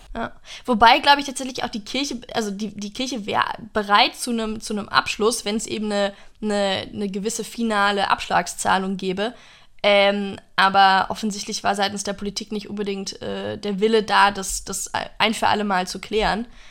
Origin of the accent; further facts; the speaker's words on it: United States; now in Germany; in meiner Heimat in den USA